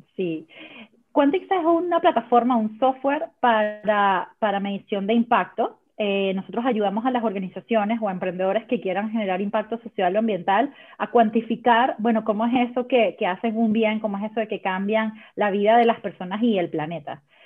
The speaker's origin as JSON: {"language": "Spanish", "country": "Venezuela", "moved": "yes", "lives_now": "Chile", "said": "yo soy venezolana, pero estoy viviendo en Chile"}